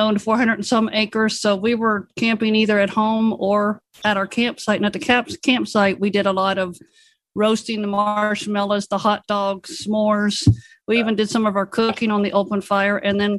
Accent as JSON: {"language": "English", "region": "West Virginia", "country": "United States", "tie": "born or raised there", "moved": "yes", "lives_now": "Georgia, United States", "said": "I'm in Georgia. I grew up in West Virginia, and we camped all the time. I grew up with a foster family, and we owned 400 and some acres"}